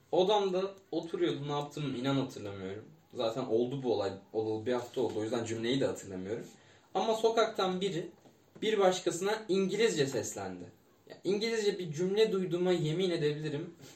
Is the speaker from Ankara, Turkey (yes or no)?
no; İzmir, Turkey; also born or lived in Çiğli, İzmir; Sekiz yaşımdan on dokuz yaşıma kadar, işte on bir sene karşıya kadar oturdum.